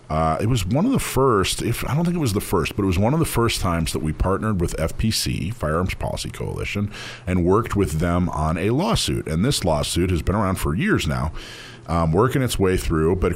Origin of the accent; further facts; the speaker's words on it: Corona, California, United States; I'm from Corona, California.